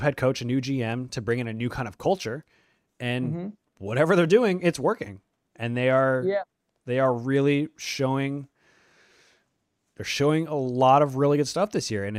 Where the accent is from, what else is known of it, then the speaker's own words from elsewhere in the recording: Atlanta, Georgia, United States; I'm going to pick the Falcons, unfortunately, because I'm from Atlanta.